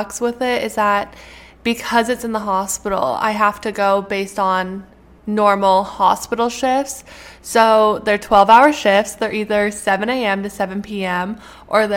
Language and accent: English; Canada; moved away as an adult; now in United States; I'm a Canadian citizen that is going to school in the US.